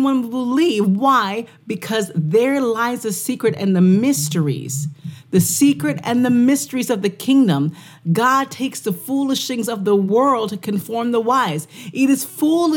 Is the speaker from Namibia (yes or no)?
no; Canada; I'm from Canada